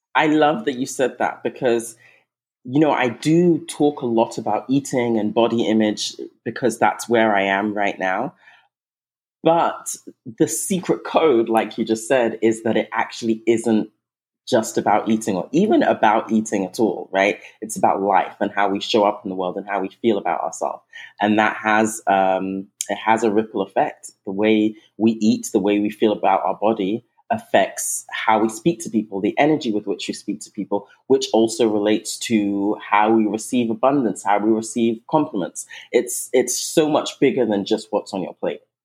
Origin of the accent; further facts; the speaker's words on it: England, United Kingdom; moved away; also born or lived in Nigeria; I'm originally Nigerian. I was raised in England, but I'm originally Nigerian.